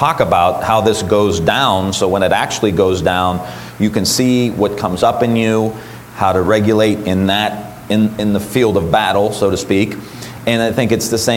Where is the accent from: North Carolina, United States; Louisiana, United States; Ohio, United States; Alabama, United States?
Ohio, United States; Niles; That's my hometown.